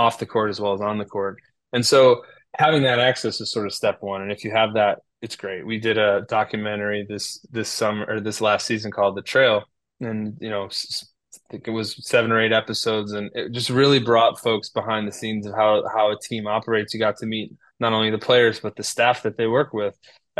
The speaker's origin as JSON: {"language": "English", "town": "Chicago", "region": "Illinois", "country": "United States", "tie": "born or raised there", "moved": "yes", "lives_now": "Portland, United States", "said": "I grew up in Chicago"}